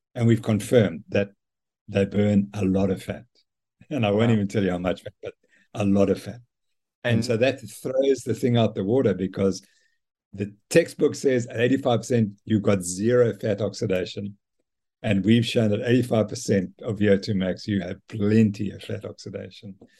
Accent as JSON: {"language": "English", "country": "Zimbabwe", "tie": "born or raised there", "moved": "yes", "lives_now": "South Africa", "said": "I was brought up in Zimbabwe by my mother and father"}